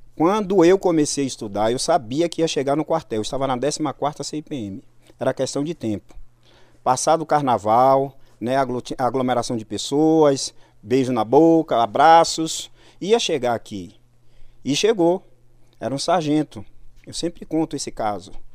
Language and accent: Portuguese; Salvador, Bahia, Brazil; eu fui criado praticamente nas ruas lá de Salvador. Basicamente, eu fui criado em Cajazeiras.